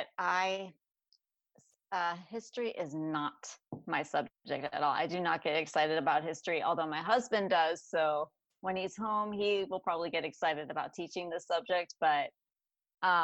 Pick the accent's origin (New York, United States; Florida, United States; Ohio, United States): Florida, United States; we're from Florida